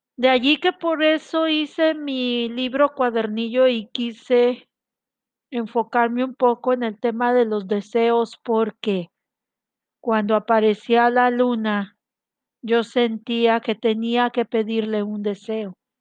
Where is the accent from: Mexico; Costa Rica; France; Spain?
Mexico; Yo soy de México, estoy transmitiendo desde aquí, desde mi ciudad hermosa